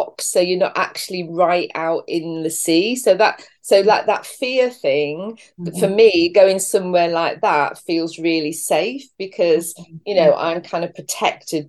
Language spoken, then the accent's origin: English; England, United Kingdom; now in St Just, Cornwall, United Kingdom; I was born and brought up in this country